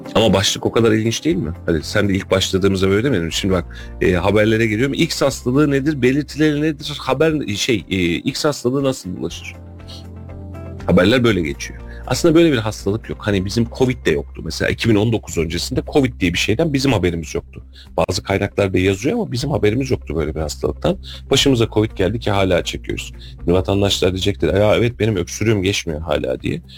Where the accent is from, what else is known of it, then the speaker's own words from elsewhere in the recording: Kayseri Province, Turkey; biz Kayseri'nin Hakkari'yi nasıl görüyorsak